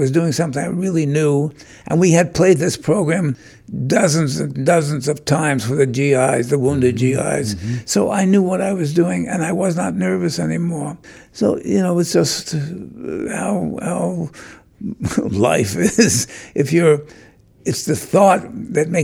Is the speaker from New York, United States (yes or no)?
yes; New York City, New York, United States; I was born in New York City on April 5th, 1926